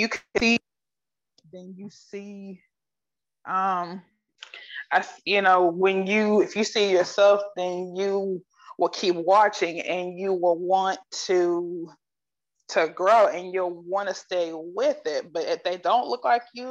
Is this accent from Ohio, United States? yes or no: yes; Akron, Ohio, United States; I'm from Akron